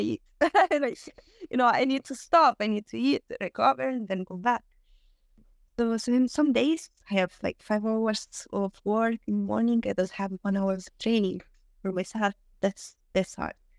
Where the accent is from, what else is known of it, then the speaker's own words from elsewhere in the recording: Southern Italy, Italy; English is a second language; moved away as an adult; I wanted to go back to my place, like, to my hometown